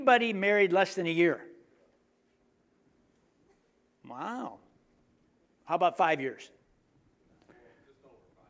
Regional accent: United States; I'm American

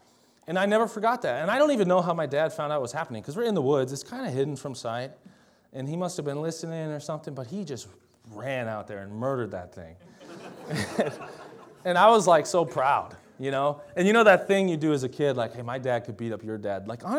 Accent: Delano, Minnesota, United States; also born or lived in Champlain Park; I grew up in Champlain Park partly, and also in Delano, Minnesota. And they're both just outside of Minneapolis, but one was a suburb and one was more rural.

